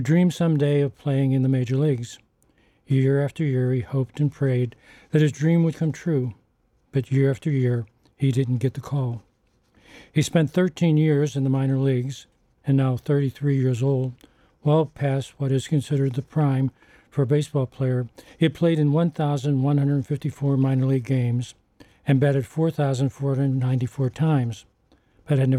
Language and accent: English; Pittsburgh, Pennsylvania, United States; writing guest columns for my hometown Pittsburgh Post-Gazette